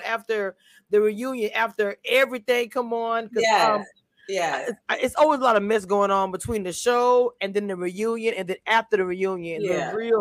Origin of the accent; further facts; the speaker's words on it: Louisiana, United States; I'm from Louisiana, but more toward Lafayette, more toward Shreveport